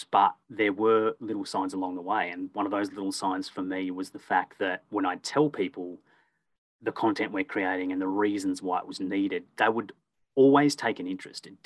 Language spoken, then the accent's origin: English; Perth, Western Australia, Australia; born there; also born or lived in Warragul / Echuca / Melbourne; I was born in Perth, lived in Warragul, moved to Echuca, a number of suburbs in Melbourne.